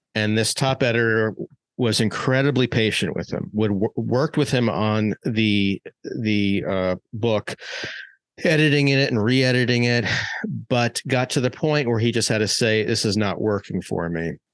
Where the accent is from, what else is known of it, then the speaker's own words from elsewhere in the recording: Maryland, United States; when I was growing up in Maryland